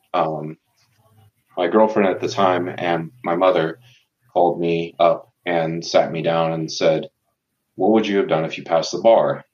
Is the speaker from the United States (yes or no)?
yes; Tucson, Arizona, United States; born and raised in Tucson, Arizona.